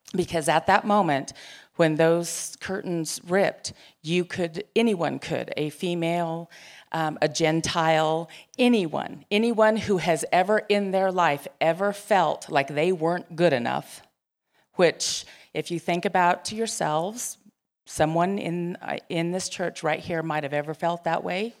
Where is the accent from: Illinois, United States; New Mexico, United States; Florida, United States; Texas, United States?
New Mexico, United States; Gallup; I grew up in Gallup, and there were lots of Catholics